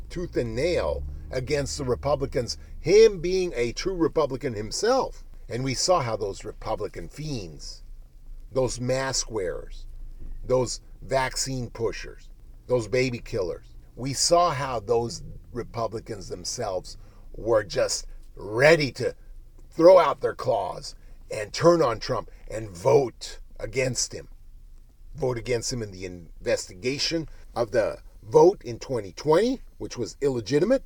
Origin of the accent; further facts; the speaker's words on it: United States; we're American